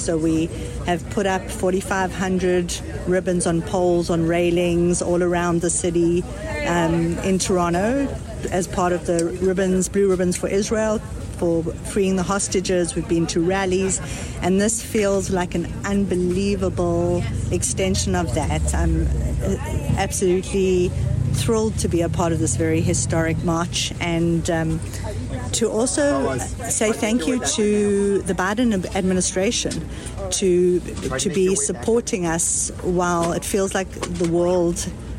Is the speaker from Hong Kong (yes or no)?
no; South Africa; now in Canada; I immigrated from South Africa, from an apartheid state, to a place that I knew right from wrong.